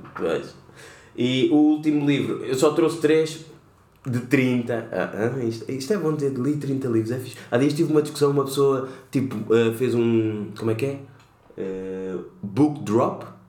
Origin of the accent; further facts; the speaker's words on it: Lisbon, Portugal; que nasci cá e sou cabo-verdiano